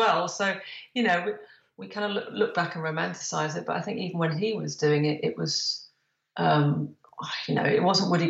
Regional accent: London, United Kingdom; I was born in London

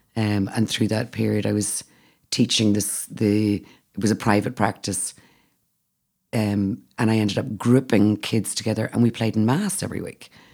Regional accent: Northern Ireland, United Kingdom; now in Athenry, Ireland; I'm Northern Irish

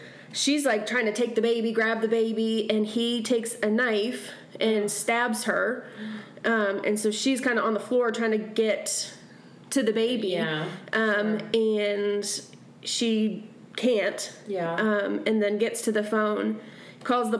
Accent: Finland; I'm Finnish from Finland, where saunas are huge

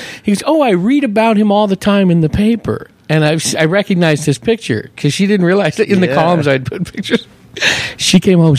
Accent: San Francisco Bay Area, California, United States; moved away as an adult; also born or lived in Hayward, California; now in Prescott, United States; And I'm originally from the San Francisco Bay Area of a small town of 150,000.

